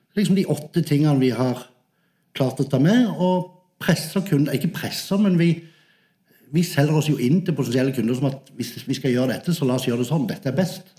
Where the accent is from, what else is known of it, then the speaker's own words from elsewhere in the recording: Sørlandet, Southern Norway, Norway; accent: Sørlandet; moved away as an adult; also born or lived in Manchester; jeg er fra Sørlandet